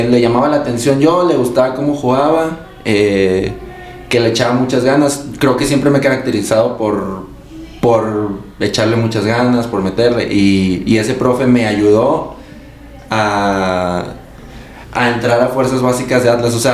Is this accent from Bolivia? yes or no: no; Guadalajara, Jalisco, Mexico; yo soy de Guadalajara.